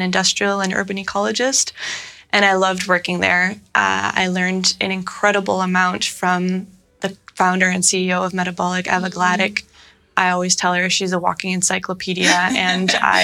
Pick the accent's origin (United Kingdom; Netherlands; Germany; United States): Netherlands; moved away; also born or lived in Toronto, Canada; I moved to Amsterdam, back to my home country of the Netherlands.